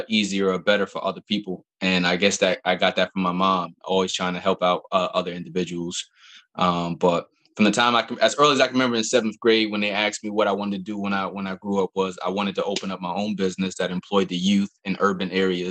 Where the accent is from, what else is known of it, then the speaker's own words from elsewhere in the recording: Albany, New York, United States; now in DC metro area, United States; I'm originally from Albany, New York